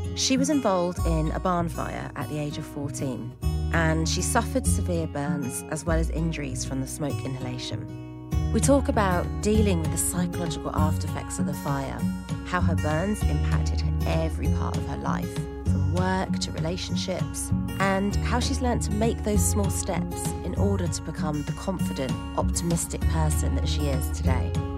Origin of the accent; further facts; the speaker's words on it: United Kingdom; as a British person